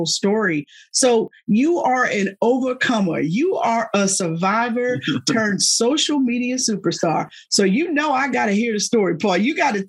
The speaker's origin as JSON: {"language": "English", "town": "Philadelphia", "region": "Pennsylvania", "country": "United States", "said": "I'm from Philadelphia"}